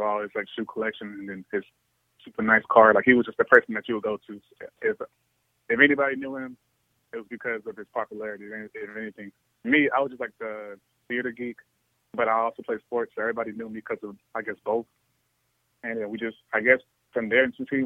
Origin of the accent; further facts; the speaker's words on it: Austin, Texas, United States; I'm also from Austin, Texas